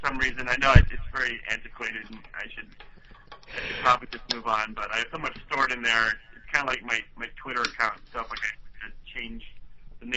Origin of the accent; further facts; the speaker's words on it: Webster Groves, Missouri, United States; now in Chicago, United States; I'm originally from St. Louis. I grew up in Webster Groves, a nice community, straight west of the city, about 20 minutes.